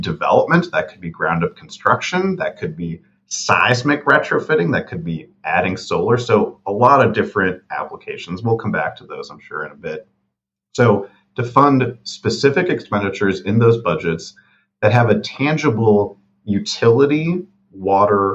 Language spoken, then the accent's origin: English; Milwaukee, Wisconsin, United States; here in Milwaukee. I love that we're supporting, my hometown.